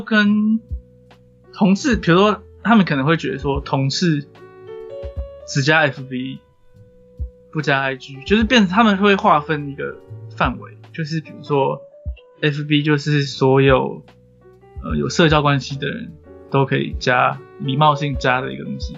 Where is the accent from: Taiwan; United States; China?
Taiwan; Taipei; 我们两个都是台北长大的